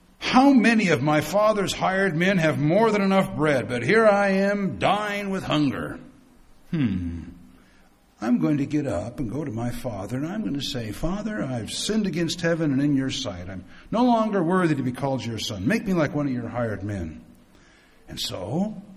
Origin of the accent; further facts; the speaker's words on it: United States; I come from the United States